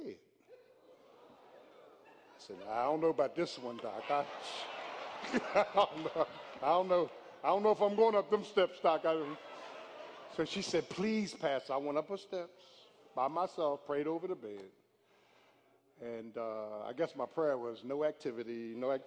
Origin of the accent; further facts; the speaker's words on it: Philadelphia, Pennsylvania, United States; moved away; I'm from Philly